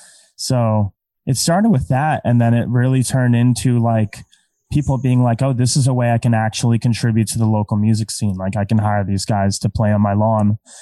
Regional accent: Scotland, United Kingdom; I'm Scottish.

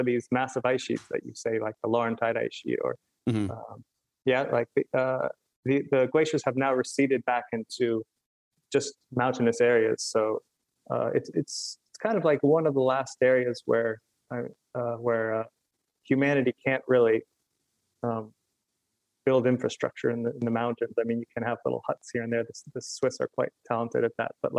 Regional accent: Fairbanks, Alaska, United States; now in Asbury Park, United States; growing up in Alaska

